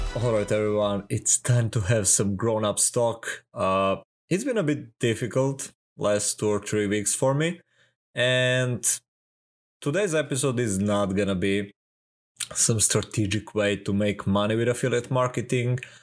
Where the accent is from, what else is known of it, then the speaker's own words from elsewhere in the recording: Serbia; I'm from Serbia